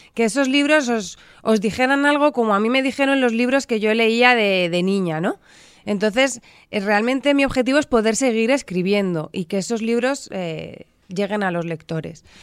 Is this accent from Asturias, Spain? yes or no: no; Madrid, Community of Madrid, Spain; Yo nací en Madrid